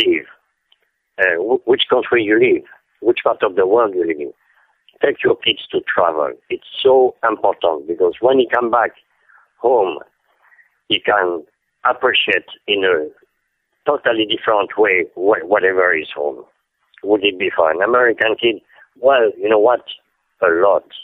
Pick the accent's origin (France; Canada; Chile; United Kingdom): France; Paris, Île-de-France; English is a second language; moved away as an adult; now in New York, United States; I was born in 1946 in Paris